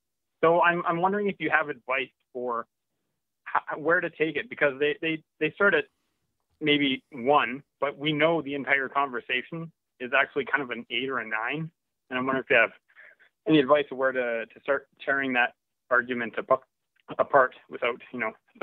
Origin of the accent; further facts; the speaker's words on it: Canada; I'm from Canada.